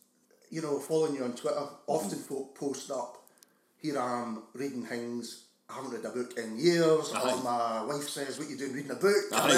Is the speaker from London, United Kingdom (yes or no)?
no; Glasgow, Scotland, United Kingdom; growing up in Glasgow, there were absolutely Glasgow stories.